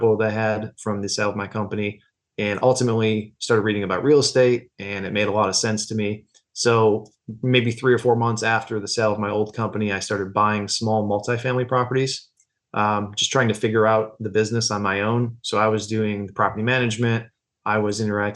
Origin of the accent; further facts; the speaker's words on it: near Syracuse, Central New York, United States; moved away as an adult; now in Saratoga Springs, United States; I'm originally from Central New York over near Syracuse, and I came to the area for college